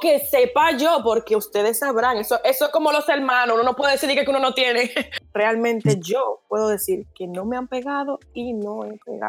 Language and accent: Spanish; Dominican Republic; moved away as an adult; now in Barcelona, Spain; yo soy dominicana, estoy ahora mismo estudiando en Barcelona